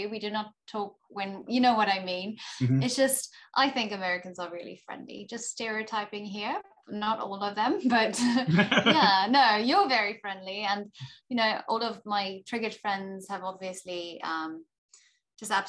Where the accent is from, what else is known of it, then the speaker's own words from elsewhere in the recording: South Africa; moved away as an adult; now in Texas, United States; as a South African